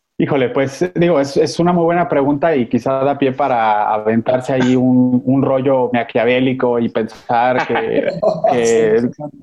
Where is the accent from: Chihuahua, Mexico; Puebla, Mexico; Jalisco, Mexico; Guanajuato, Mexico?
Jalisco, Mexico; now in Mexico City, Mexico; yo soy jalisciense, aunque actualmente vivo en, en la Ciudad de México